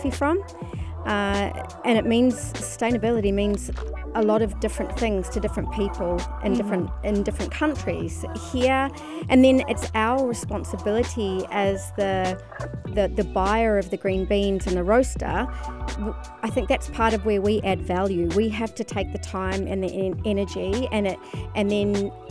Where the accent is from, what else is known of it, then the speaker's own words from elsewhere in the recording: New Zealand; now in Dubai, United Arab Emirates; I'm originally a New Zealander